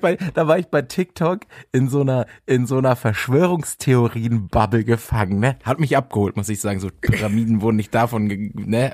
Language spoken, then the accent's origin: German; Bielefeld, North Rhine-Westphalia, Germany; moved away; Ich war ja in Bielefeld in meiner Heimat, in einer wunderschönen Stadt